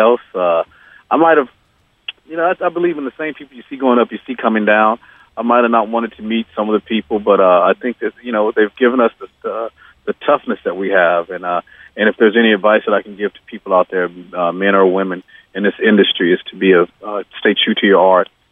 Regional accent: Georgia, United States; We're all from Georgia.

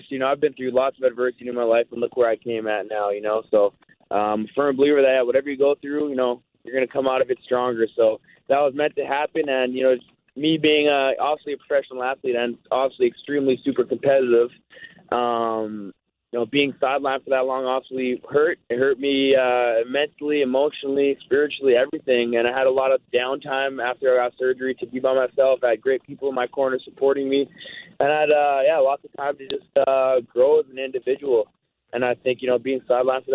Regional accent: Winnipeg, Manitoba, Canada; playing for my hometown team

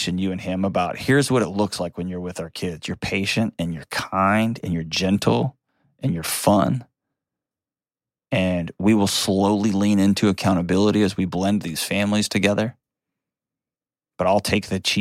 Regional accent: Texas, United States; I'm from Texas

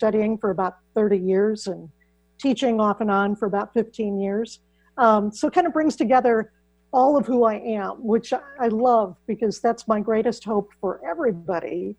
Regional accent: Iowa, United States; I grew up in Iowa, which is where I still live

